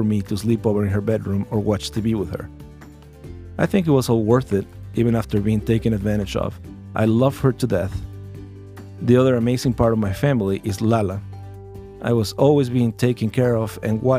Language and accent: English; Mexico City, Mexico; I was born in Azcapotzalco, Distrito Federal, 5 days before Christmas of 1982.